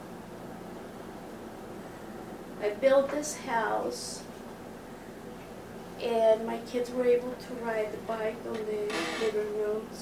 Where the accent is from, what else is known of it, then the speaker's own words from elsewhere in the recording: Mexico; now in United States; I was born in Mexico